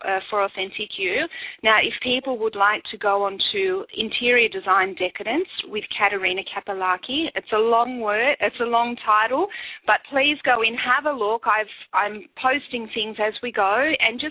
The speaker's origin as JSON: {"language": "English", "region": "Crete", "country": "Greece", "tie": "born or raised there", "also_born_or_lived": "Athens, Greece", "moved": "as an adult", "lives_now": "Australia", "said": "my hometown of Crete"}